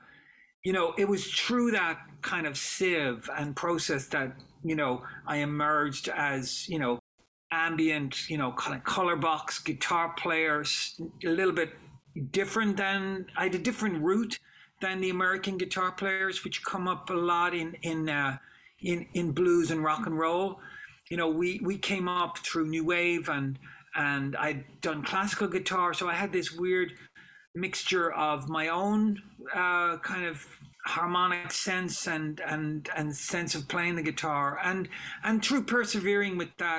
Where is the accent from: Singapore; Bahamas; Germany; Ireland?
Ireland; Dublin, Leinster; moved away as an adult; also born or lived in New York; growing up in Dublin